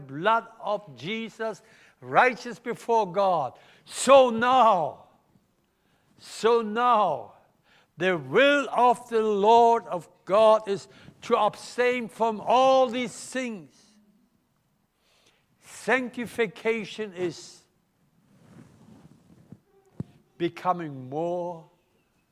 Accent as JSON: {"language": "English", "country": "Germany", "accent": "German", "second_language": "English", "moved": "yes", "lives_now": "Melbourne, Australia", "said": "my German accent"}